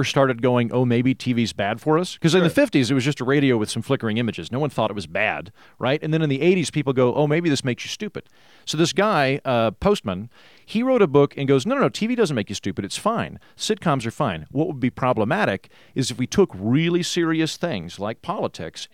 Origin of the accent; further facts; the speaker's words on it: Oklahoma, United States; I'm from Oklahoma, which is functionally the 50s